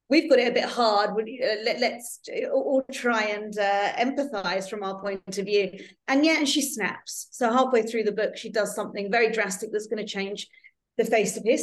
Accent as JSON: {"language": "English", "region": "London", "country": "United Kingdom", "lives_now": "Netherlands", "said": "I am a Londoner, but I actually live in the Netherlands now. So I've lived in four countries."}